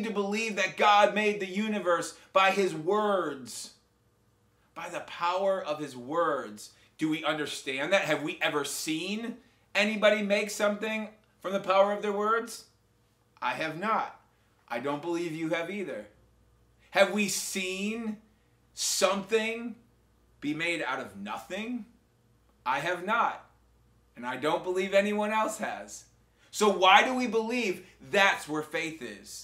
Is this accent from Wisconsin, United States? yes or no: yes; Wisconsin, United States; now in Spring Hill, United States; when I grew up in Wisconsin